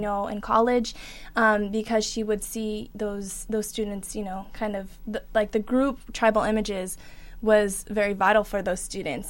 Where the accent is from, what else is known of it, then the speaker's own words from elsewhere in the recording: Tucson, Arizona, United States; we're all from Tucson